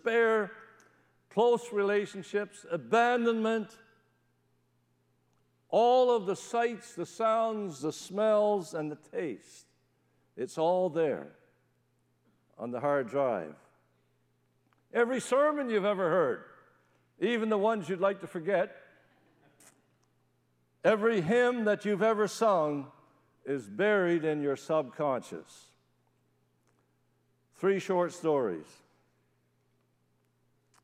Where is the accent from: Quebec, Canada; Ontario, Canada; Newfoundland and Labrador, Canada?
Newfoundland and Labrador, Canada; moved away; When I was a kid growing up in Newfoundland, we used to have something called a testimony meeting.